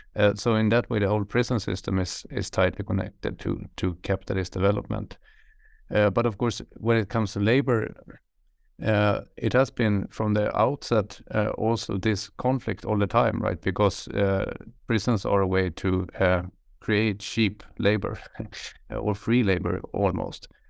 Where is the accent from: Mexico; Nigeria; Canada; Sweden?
Sweden; I'm from Sweden, uh, from the countryside where I grew up in the middle of nowhere